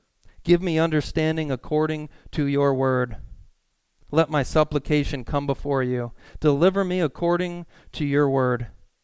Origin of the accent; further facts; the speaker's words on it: California, United States; Because I'm from Southern California. I'm like, I went to Cal Lutheran.